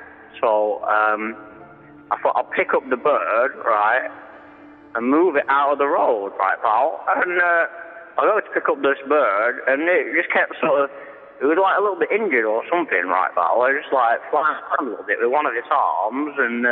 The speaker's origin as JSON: {"language": "English", "town": "Sheffield", "region": "Yorkshire and the Humber", "country": "United Kingdom", "said": "I'm from the Sheffield area. I don't know. You might not be aware of that, but I'm from the Sheffield area."}